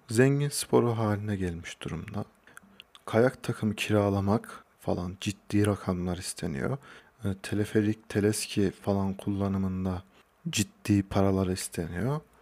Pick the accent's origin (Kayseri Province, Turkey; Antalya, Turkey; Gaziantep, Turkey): Kayseri Province, Turkey; Hacılar; also born or lived in Ankara; Kayseri Hacılarlıyım. Doğma büyüme de buradayım